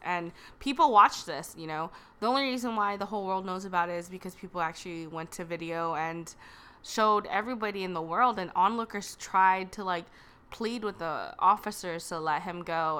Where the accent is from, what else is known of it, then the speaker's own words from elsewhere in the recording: Los Angeles, California, United States; we're from North Hollywood here in California